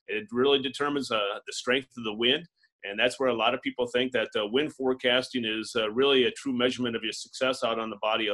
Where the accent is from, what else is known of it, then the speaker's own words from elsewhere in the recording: Adrian, Minnesota, United States; also born or lived in Wisconsin; now in Sioux Falls, United States; I'm a native of Southwest Minnesota. I grew up in Adrian, which is in Southwest Minnesota